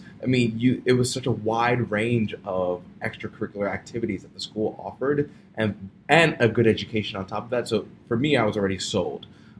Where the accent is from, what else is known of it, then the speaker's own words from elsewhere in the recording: New York City, New York, United States; I actually originally grew up in Brooklyn, New York, in Brownsville